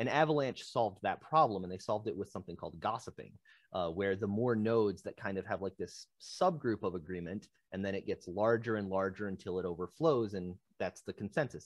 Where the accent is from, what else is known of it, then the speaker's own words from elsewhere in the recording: Michigan, United States; I'm some guy from Michigan.